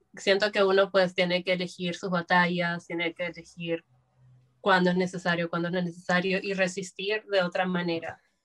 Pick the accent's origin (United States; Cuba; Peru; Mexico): Peru; Lima; yo soy de Lima, ah, y vivo en un barrio que se llama Breña